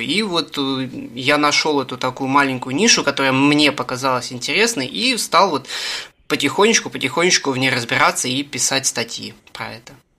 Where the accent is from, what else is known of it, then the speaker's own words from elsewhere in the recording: Russia; я из России